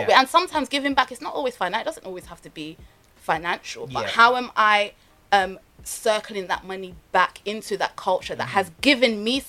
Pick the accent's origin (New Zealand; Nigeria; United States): Nigeria; Same as I'm Nigerian, I now want to learn a style from Ghana.